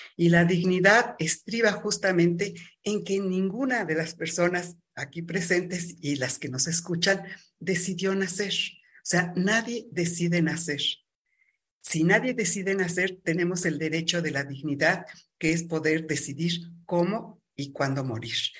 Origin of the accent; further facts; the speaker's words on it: Mexico; la mexicana, que es un sincretismo. Eh, nuestros pueblos originarios hablaban del politeísmo